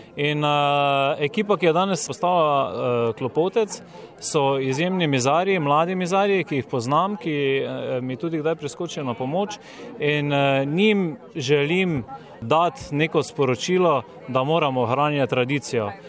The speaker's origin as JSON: {"language": "Slovenian", "country": "Slovenia", "said": "Slovenci smo tak narod"}